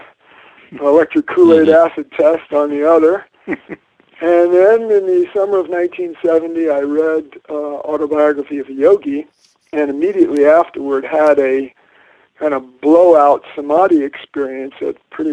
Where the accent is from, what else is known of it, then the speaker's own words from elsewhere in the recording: North Carolina, United States; also born or lived in New York; I was born Jewish in 1950 in New York. Moved to the South, where my father worked in the, that was outsourcing then, was the garment industry moving to the South of the United States. And so I grew up in North Carolina